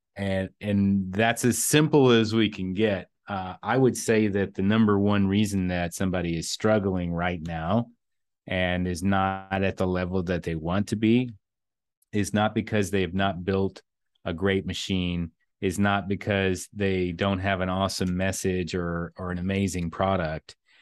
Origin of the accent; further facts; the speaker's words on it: eastern Kentucky, United States; growing up in a, a, uh, fairly rural area of eastern Kentucky